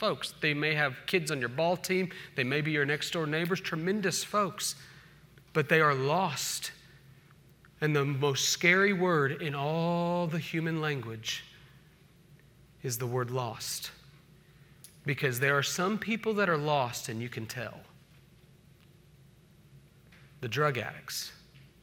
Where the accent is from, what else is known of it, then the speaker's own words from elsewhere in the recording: Oklahoma City, Oklahoma, United States; also born or lived in Independence, Missouri; now in Charlotte, United States; a kid growing up in Oklahoma City